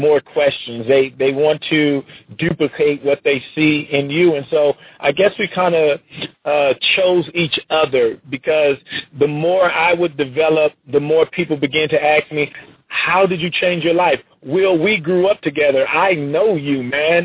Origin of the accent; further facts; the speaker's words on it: Compton, California, United States; I was born in Compton, California